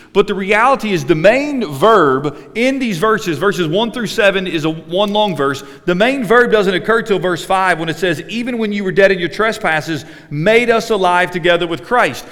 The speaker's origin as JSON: {"language": "English", "country": "United States", "tie": "born or raised there", "said": "I grew up in America"}